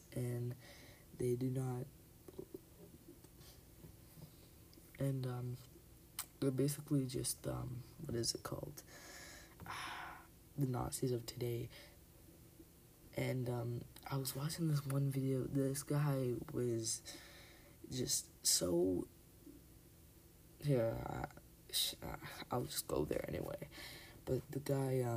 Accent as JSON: {"language": "English", "country": "Canada", "said": "I'm Canadian, I'm not even American"}